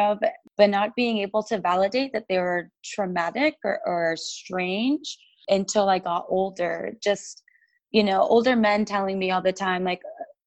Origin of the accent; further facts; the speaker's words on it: San Diego, California, United States; moved away; also born or lived in Salt Lake City; My parents are Colombian and Mexican, but we grew up in San Diego